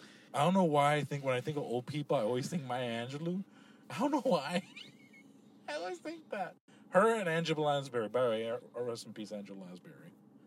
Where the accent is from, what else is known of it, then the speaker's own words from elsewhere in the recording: Kendall, Florida, United States; also born or lived in Hialeah / Homestead; I grew up, born in Hialeah, actually. I was raised in Hialeah for like 3 years of my life. And then I grew up in Kendall. I lived in Homestead for a little bit, back in Kendall.